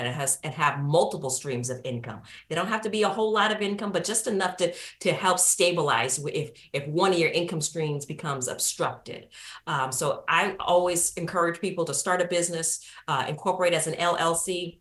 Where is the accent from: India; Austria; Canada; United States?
United States; San Francisco, California; moved away as an adult; also born or lived in Nashville, Tennessee; I grew up in San Francisco, California